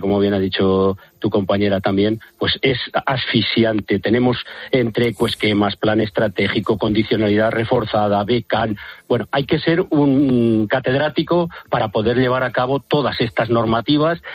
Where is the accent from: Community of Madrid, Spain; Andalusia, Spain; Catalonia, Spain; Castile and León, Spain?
Castile and León, Spain; Valladolid; yo soy de Valladolid